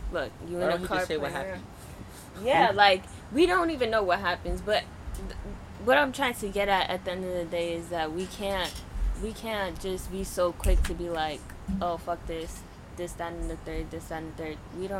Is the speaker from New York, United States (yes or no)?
yes; New York, United States; I'm from New York.